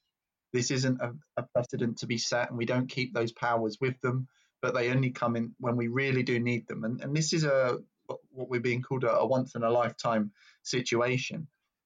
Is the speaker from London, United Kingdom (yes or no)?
yes; London, United Kingdom; as a Londoner, I haven't experienced it myself, but that's because I'm white.